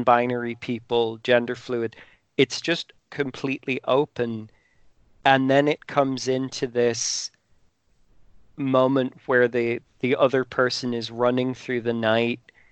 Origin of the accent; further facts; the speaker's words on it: Ireland; I'm Irish. I went to an Irish school.